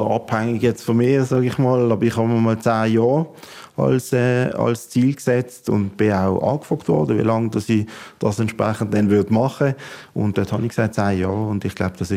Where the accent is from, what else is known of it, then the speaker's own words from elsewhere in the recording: Basel-Landschaft, Switzerland; ich bin ja hier in der Region aufgewachsen